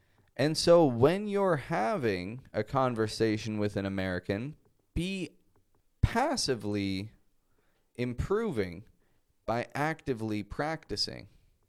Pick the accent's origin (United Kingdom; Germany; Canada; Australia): Canada; Toronto, Ontario; first language English; now in Mexico; I'm a Canadian from Toronto, Canada, and I live in Mexico at the moment